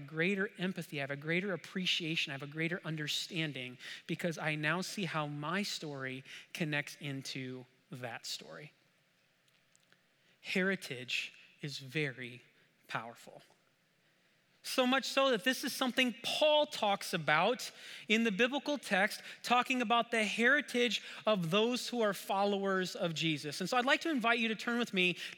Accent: Adrian, Michigan, United States; moved away as an adult; also born or lived in Grand Rapids, Michigan; now in Holland, Michigan, United States; I grew up in Adrian, Michigan, Southeast Michigan

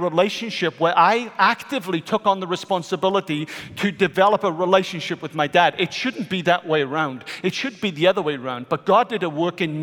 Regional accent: Wales, United Kingdom; moved away; I am a Welshman.

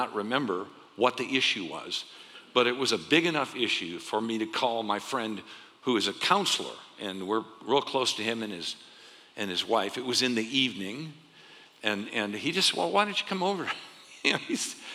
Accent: Arizona, United States; also born or lived in Ohio; I grew up here in Arizona

